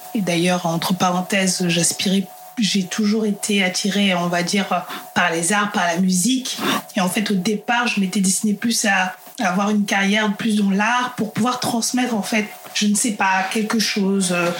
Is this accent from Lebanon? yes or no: no; France; also born or lived in Central African Republic (ancestry); je suis française d'origine centrafricaine